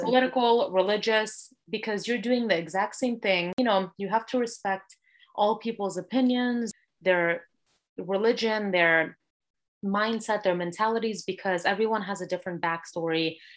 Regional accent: California, United States; I was born and raised here in California

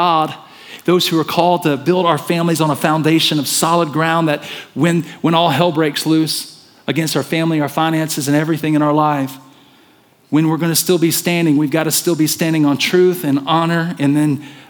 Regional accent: the South, United States; And so listen, I'm from the South. Many of you know that. And I'm kind of losing my accent.

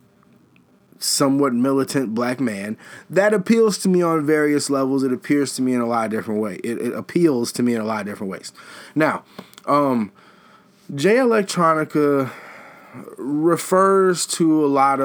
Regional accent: Chicago, Illinois, United States; being a Chicagoan

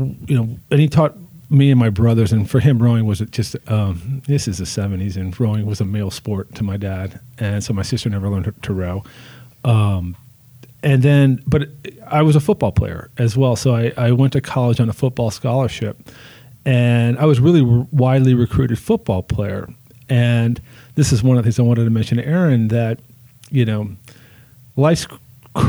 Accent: New Orleans, Louisiana, United States; also born or lived in Ann Arbor, Michigan; I'm from New Orleans

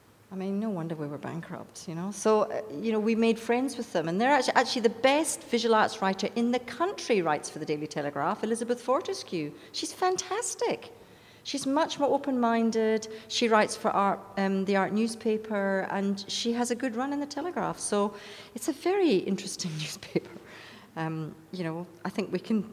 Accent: United Kingdom; moved away; I'm from Britain

